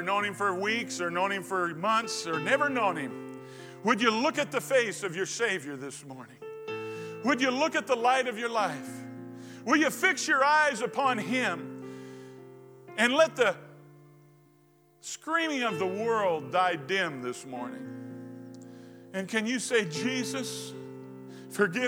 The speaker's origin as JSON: {"language": "English", "country": "United States", "tie": "born or raised there", "said": "I was born in America"}